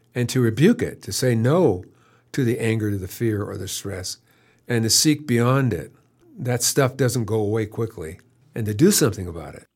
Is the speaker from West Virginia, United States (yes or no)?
no; San Jose, California, United States; moved away as an adult; also born or lived in Long Beach; now in Warm Springs, United States; I was raised Roman Catholic in San Jose